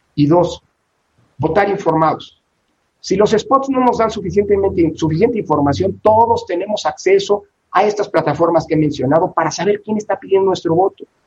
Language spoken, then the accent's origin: Spanish; Mexico; somos el pueblo mexicano